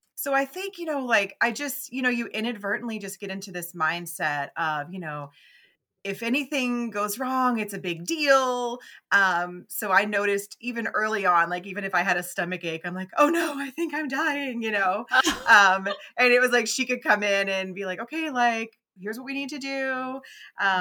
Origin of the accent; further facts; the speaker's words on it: Memphis, Tennessee, United States; I'm mm. from the South. I grew up in Memphis